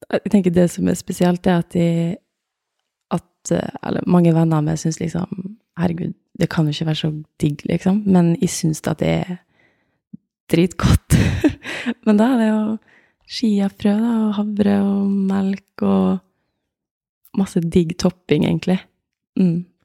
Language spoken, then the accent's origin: Norwegian; Åndalsnes, Møre og Romsdal, Norway; also born or lived in Oslo; Jeg er fra Åndalsnes, en eh, liten by utafor eh, Molde